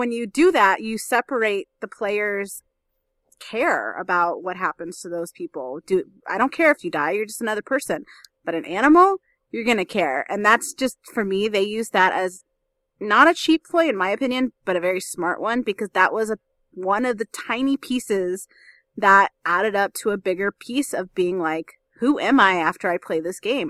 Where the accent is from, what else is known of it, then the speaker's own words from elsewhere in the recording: New Orleans, Louisiana, United States; I grew up homeless in New Orleans